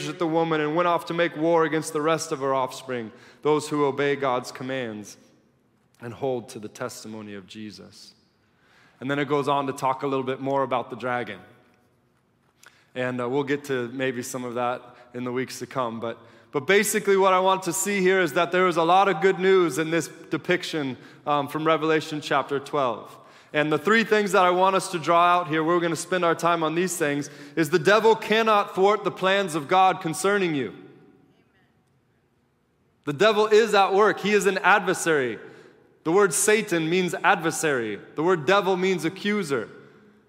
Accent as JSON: {"language": "English", "country": "United States", "said": "being an American and knowing my own heart and living among Americans"}